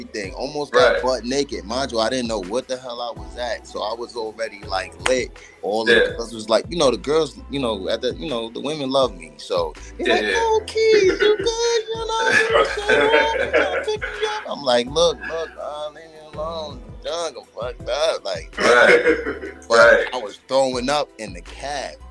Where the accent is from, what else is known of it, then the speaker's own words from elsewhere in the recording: New York City, New York, United States; I'm from New York City. I'm from Queens.